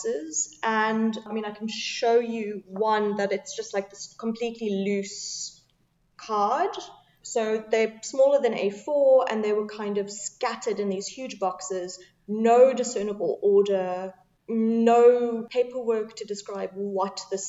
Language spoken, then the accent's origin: English; Cape Town, Western Cape, South Africa; also born or lived in Manchester; I'm originally from Cape Town.